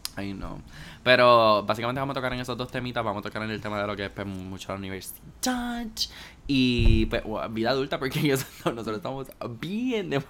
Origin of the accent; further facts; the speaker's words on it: Puerto Rico; nosotros cogemos clases de inglés acá en Puerto Rico